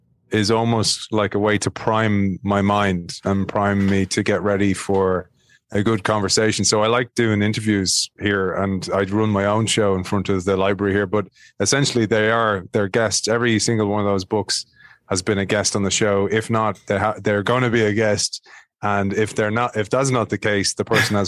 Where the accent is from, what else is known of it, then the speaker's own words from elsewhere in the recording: Ireland; I'm from Ireland